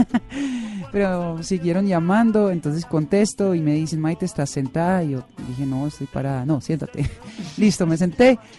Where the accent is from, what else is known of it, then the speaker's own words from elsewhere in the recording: Netherlands; moved away as an adult; now in Bogotá, Colombia; yo nací en Holanda, pero siempre digo como chiste que nací en el continente equivocado.